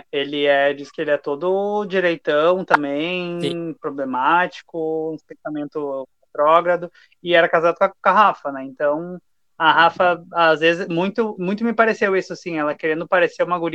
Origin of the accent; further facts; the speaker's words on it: Santos Dumont, Minas Gerais, Brazil; Eu sou natural da cidade de Santos Dumont, em Minas Gerais.